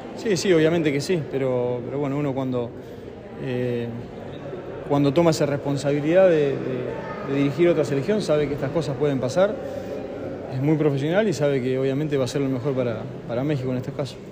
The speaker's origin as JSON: {"language": "Spanish", "area": "Hughes", "region": "Santa Fe", "country": "Argentina", "said": "argentino, de Ugues, provincia de Santa Fe"}